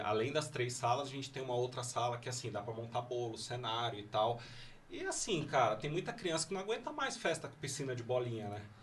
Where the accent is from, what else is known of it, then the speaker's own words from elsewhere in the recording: São Paulo, Brazil; Eu sou de São Paulo